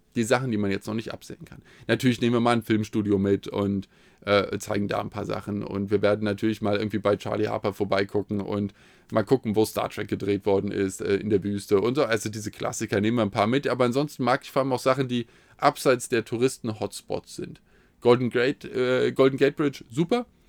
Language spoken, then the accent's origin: German; Hesse, Germany; als Hesse